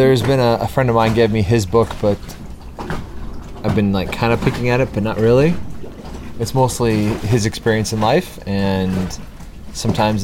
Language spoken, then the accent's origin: English; outside of Chicago, Illinois, United States; I grew up outside of Chicago